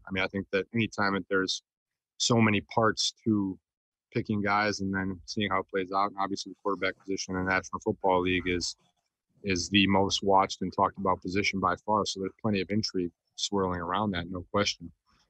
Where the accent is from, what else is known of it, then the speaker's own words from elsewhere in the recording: Chicago, Illinois, United States; I grew up playing hockey in the Chicago area, in the northern suburbs, you know, Winnetka, Naperville, Rockford. I played hockey all over Chicago, so.